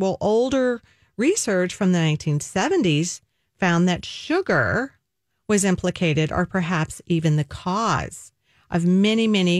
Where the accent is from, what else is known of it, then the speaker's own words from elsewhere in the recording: the South, United States; That right there is sad as a Southerner, I got to tell you.